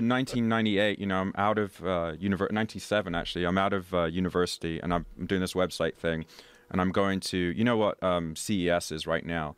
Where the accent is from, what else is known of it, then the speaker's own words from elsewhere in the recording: London, United Kingdom; I was born and raised in London, very cosmopolitan.